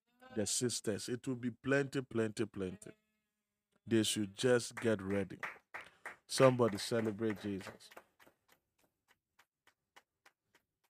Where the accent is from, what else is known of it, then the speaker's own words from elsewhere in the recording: Akuapem, Eastern Region, Ghana; I'm from Ekuyapim